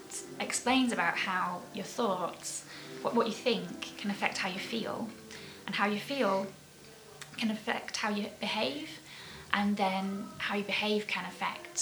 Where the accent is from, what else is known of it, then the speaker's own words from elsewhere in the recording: Keighley, Yorkshire and the Humber, United Kingdom; my hometown, Keighley. And growing up here